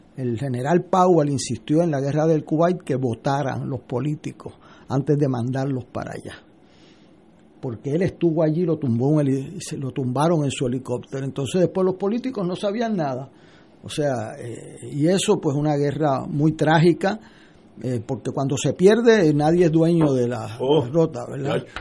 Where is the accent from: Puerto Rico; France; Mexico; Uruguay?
Puerto Rico; nuestra gente aquí